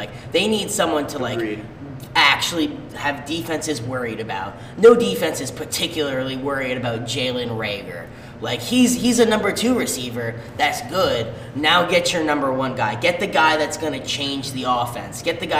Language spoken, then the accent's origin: English; Philadelphia, Pennsylvania, United States; I'm from Philadelphia.